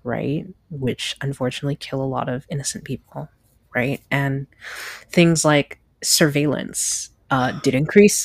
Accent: United States; moved away as an adult; now in Canada; an American living in Canada

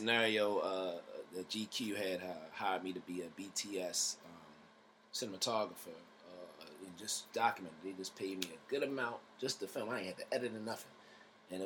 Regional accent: Baltimore, Maryland, United States; I'm two dudes from Baltimore

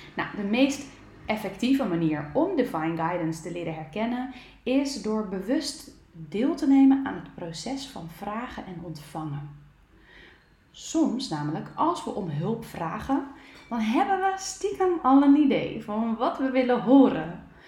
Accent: Netherlands; ons nuchtere Nederlanders

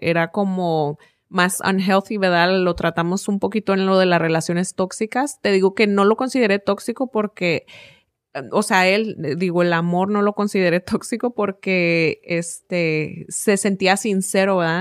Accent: Mexico; moved away; creciendo en México

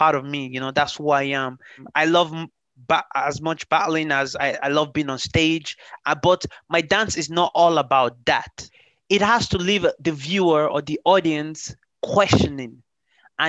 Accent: Ireland; also born or lived in Lagos, Nigeria / Limerick, Ireland; I am originally born in the ex-capital city of Nigeria, Lagos, and I grew up in Europe, more specifically in Ireland. I am based in Limerick City

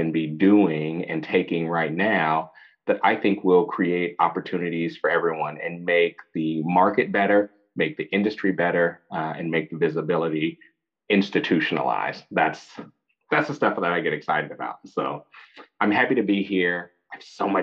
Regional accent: San Francisco, California, United States; I'm a fourth generation San Franciscan.

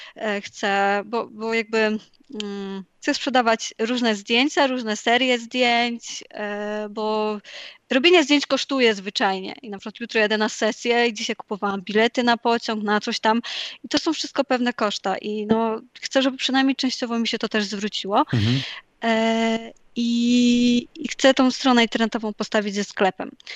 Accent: Poland

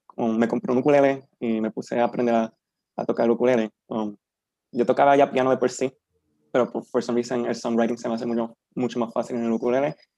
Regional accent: Peñuelas, Puerto Rico; un nene de 23 años, de un pueblito llamado Peñuela

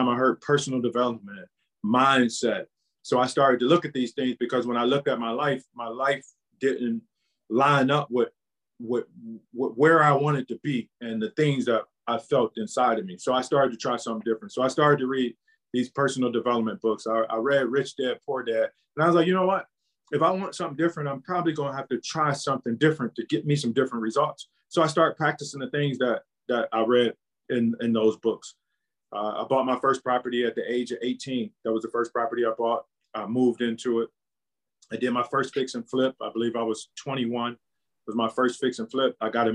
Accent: Cleveland, Ohio, United States; born and raised in Cleveland, Ohio.

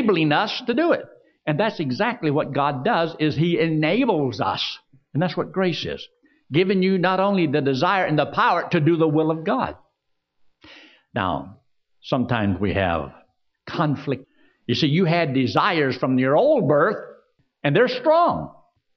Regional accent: Georgia, United States; also born or lived in Pennsylvania; I was just a little brat there in Georgia. Now, I was born in Pennsylvania. That's how I got my nickname, …. Later, my dad moved down to Georgia

